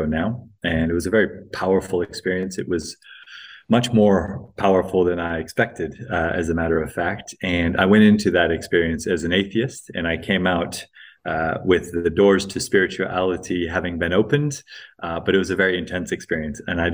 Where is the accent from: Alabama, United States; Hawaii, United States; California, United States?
Hawaii, United States; also born or lived in Greece; I was born in Greece to quite hippie parents, raised predominantly in the US, in Hawaii